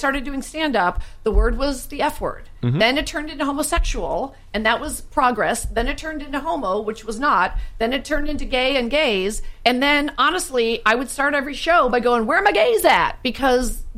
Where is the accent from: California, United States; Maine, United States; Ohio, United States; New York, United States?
California, United States; accent: American; as a Californian